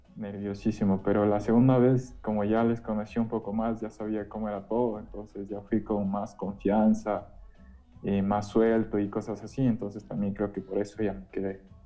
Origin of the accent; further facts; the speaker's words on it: Quito, Pichincha, Ecuador; Soy de, aquí, de Quito, soy, eh, toda mi vida me he criado aquí